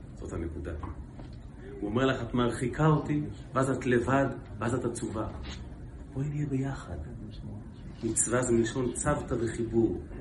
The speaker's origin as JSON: {"language": "Hebrew", "country": "Israel", "said": "אנחנו הרי ישראלים"}